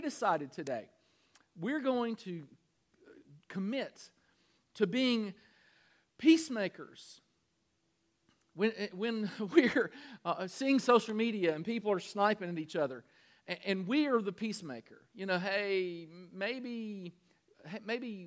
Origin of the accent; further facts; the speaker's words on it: Danville, Kentucky, United States; In Danville, Kentucky, my hometown